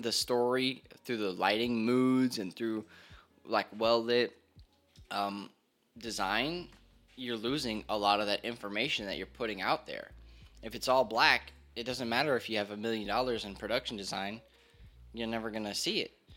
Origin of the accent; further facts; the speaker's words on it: Hollywood, Florida, United States; moved away as an adult; also born or lived in Hialeah, Florida; now in Georgia, United States; I was born in Hialeah, grew up in Hollywood, Florida. just moved here to Georgia about a, actually a little, like a year and a month ago